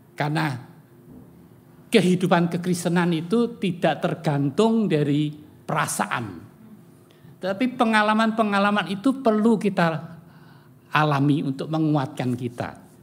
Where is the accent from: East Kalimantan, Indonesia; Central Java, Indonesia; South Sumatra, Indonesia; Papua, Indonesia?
Central Java, Indonesia; Semarang; saya lahir di Semarang ya, dewasa di Semarang